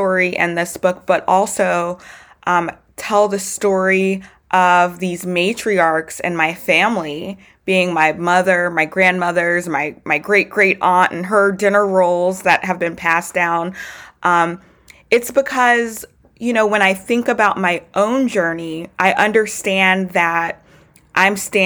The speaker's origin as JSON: {"language": "English", "town": "Baton Rouge", "region": "Louisiana", "country": "United States", "tie": "born or raised there", "said": "I was born and raised in Baton Rouge, Louisiana"}